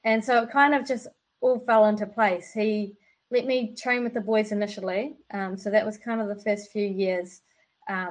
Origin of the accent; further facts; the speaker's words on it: Wellington, New Zealand; also born or lived in Auckland; Wellington's home for me